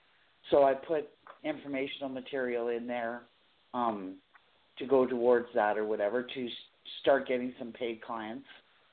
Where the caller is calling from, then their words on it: Edmonton, Alberta, Canada; I'm calling from Edmonton, Alberta, Canada.